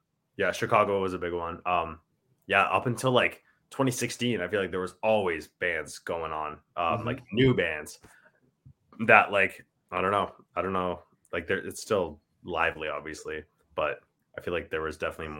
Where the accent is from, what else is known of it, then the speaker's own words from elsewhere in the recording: Ontario, Canada; like not a lot of people in Ontario, like I feel know we're even from Ontario